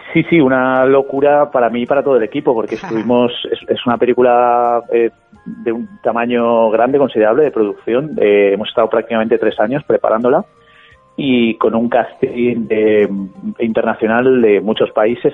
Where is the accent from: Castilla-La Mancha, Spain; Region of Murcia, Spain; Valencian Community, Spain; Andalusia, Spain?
Valencian Community, Spain; soy, de esta tierra, soy valenciano